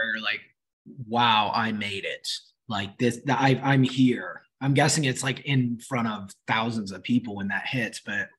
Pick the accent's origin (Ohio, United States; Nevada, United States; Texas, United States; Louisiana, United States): Nevada, United States; Las Vegas; I'm from Las Vegas